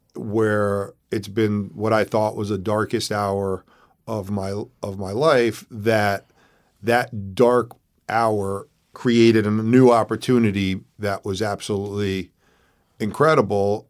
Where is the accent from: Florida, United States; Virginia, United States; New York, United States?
New York, United States; New York City; moved away as an adult; also born or lived in Bronx / Westchester / Connecticut; now in California, United States; was born in New York City, moved out